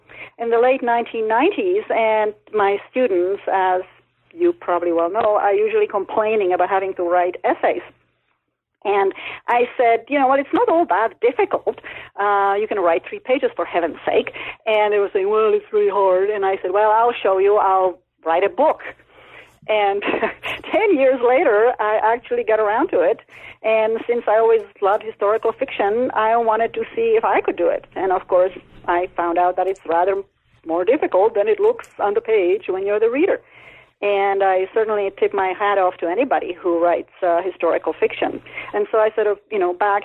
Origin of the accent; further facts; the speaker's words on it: Czechia; English is a second language; also born or lived in Canada; now in New Mexico, United States; after the Russians invaded Czechoslovakia, we ended up as refugees in Canada, and that's where I learned English